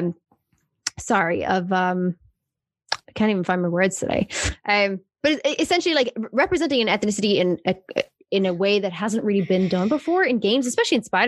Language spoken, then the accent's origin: English; South Africa; I obviously grew up in South Africa and we're like the rainbow nation